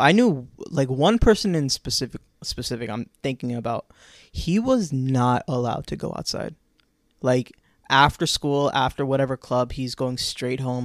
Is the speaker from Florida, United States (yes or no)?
yes; Orlando, Florida, United States; Orlando, my hometown.